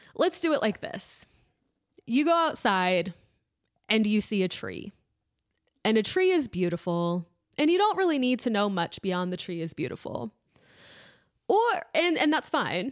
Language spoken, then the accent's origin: English; District Heights, Maryland, United States; I am from District Heights, Maryland.